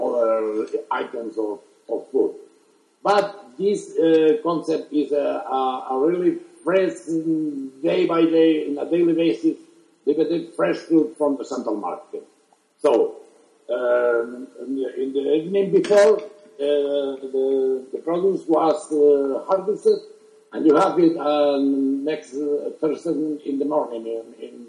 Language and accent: English; Barcelona, Catalonia, Spain; now in Madrid, Spain; I'm originally from Barcelona, but I've been living here in Madrid for almost 40 years now.